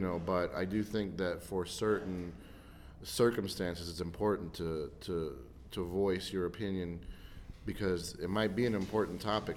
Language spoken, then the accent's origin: English; United States; I'm very very proud to be an American. I'm proud and I'm fortunate that I live in such a great country